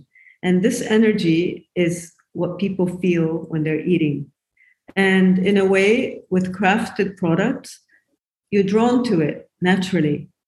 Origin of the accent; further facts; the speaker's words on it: Japan; also born or lived in United States / United Kingdom; now in Beirut, Lebanon; So I'm a furniture designer, basically, and I moved to Beirut 22 years ago. I grew up in Japan, and I lived in America. I studied at the Rhode Island School of Design, and I worked in the UK before I moved to Lebanon 22 years ago.